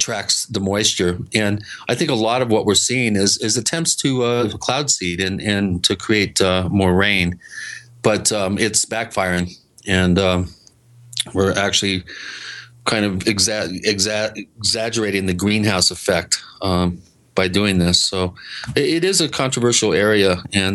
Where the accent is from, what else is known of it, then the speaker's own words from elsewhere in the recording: Washington, United States; as a kid growing up in Washington State, we were fairly near McCord Air Force Base